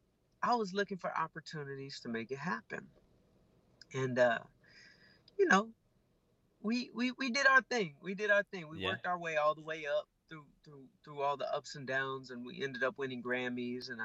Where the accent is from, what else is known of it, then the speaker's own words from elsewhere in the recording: Atlanta, Georgia, United States; I grew up in Atlanta, and I was in Atlanta, Georgia